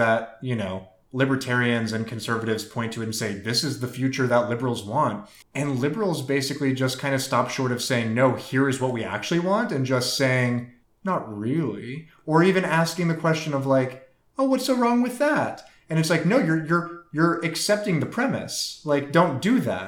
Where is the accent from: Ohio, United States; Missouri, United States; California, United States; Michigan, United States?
Missouri, United States; St. Louis; I'm from St. Louis